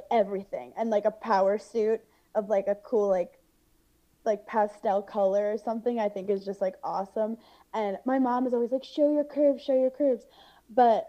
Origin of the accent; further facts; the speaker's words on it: New York City, New York, United States; I grew up in Brooklyn where like it was always like being different was cool